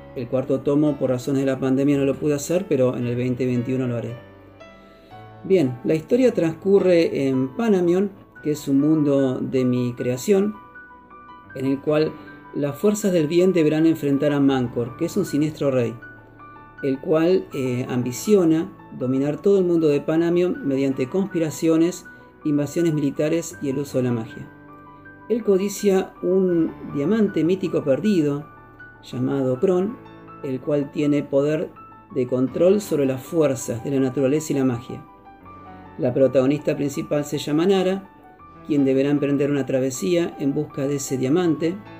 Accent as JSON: {"language": "Spanish", "country": "Argentina", "said": "soy de Argentina"}